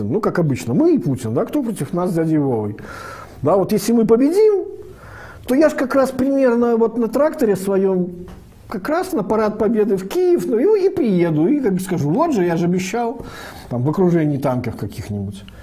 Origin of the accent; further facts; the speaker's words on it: Belarus; Я же, как все белорусы, нахожусь под двойной оккупацией